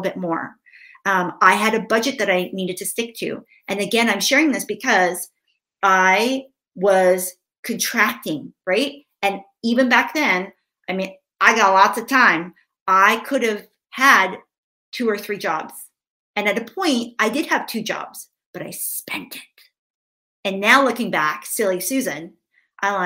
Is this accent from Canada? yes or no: yes; Vancouver, British Columbia, Canada; now in Victoria, Canada; grew up in Vancouver. We now live in Victoria, which is just across the water